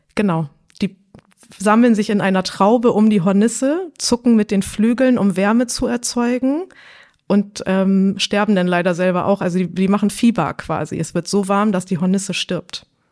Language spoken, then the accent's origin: German; Hamburg, Germany; moved away as an adult; also born or lived in Bredstedt; now in North Frisia, Germany; Ich bin eigentlich eine Hamburger deren, bin jetzt seit zehn Jahren in Nordfriesland.